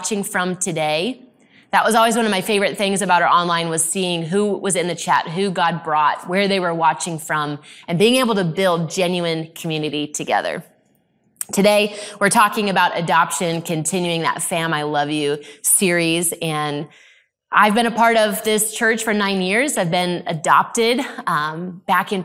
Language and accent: English; Arizona, United States; I grew up in Arizona